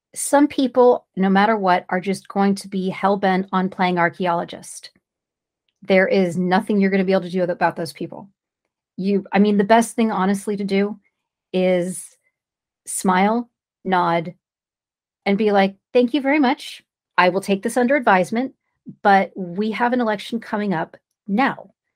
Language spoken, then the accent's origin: English; California, United States; I'm from California.